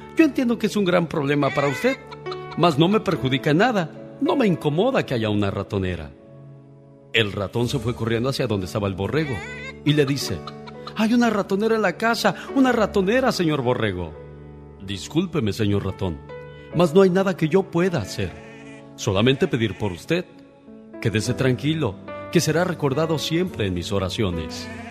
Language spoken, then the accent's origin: Spanish; Guanajuato, Mexico; moved away; Un día salí de Guanajuato, pero Guanajuato nunca salió de mí